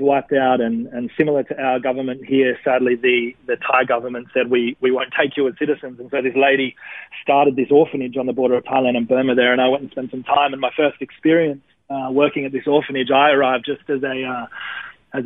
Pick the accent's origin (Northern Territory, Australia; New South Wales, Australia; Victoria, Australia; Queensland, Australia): New South Wales, Australia; Wollongong; moved away as an adult; now in Melbourne, Australia; I grew up in Wollongong till I was about... out of high school, maybe 22 or something like